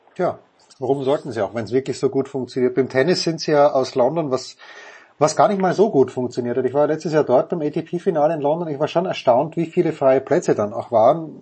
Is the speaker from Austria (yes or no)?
yes; Köflach, Styria, Austria; now in Munich, Germany; Bernbach-Köflach in Österreich, wo ich herkomme